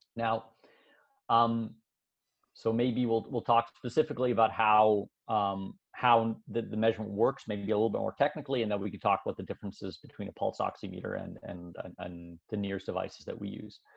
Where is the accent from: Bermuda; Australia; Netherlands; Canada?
Canada; moved away as an adult; now in Switzerland; I was born in Switzerland, but my parents immigrated to Canada when I was young. So I actually went. Uh, I grew up in Canada